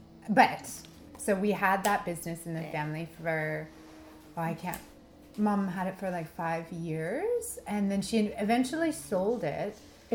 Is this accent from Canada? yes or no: yes; Bayside, Ontario, Canada; in Bayside, so that's just a little bit north of Prince Edward County, in between Trenton and Belleville.